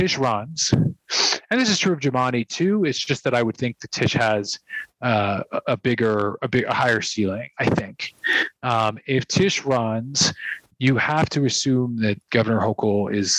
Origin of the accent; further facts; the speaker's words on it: New York City, New York, United States; I'm a New Yorker first